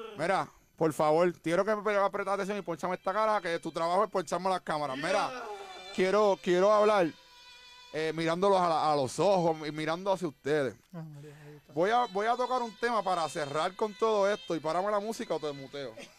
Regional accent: Puerto Rico; nosotros somos puertorriqueños

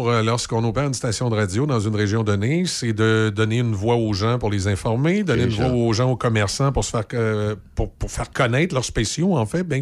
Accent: Quebec City, Quebec, Canada; Mais à la base, on est originaire de Loretteville et on a grandi dans la région de Québec.

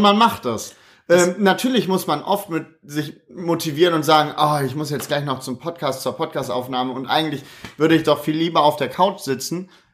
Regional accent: Krefeld, North Rhine-Westphalia, Germany; also born or lived in Düsseldorf; bin nach der Geburt direkt nach Krefeld gekommen, habe mein ganzes Leben in Krefeld verbracht

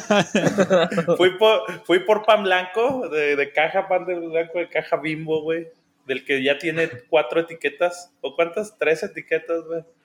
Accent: State of Mexico, Mexico; yo soy de, de México, Distrito Federal

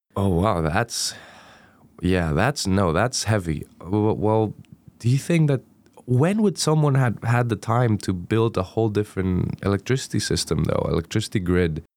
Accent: Greece; first language Greek; English is a second language; moved away as an adult; now in Durham, United Kingdom; I'm originally from Greece, Uh, so I traveled all the way from Greece to Durham

